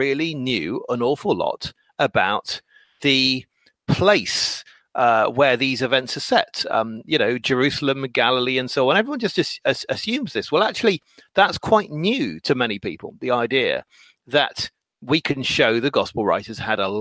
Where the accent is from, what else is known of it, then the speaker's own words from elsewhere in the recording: England, United Kingdom; I'm English